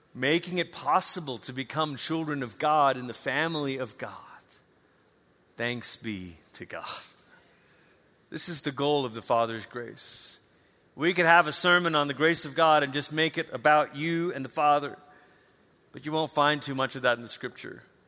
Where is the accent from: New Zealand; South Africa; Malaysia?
Malaysia; moved away; I grew up in Malaysia, you know, there's no snow.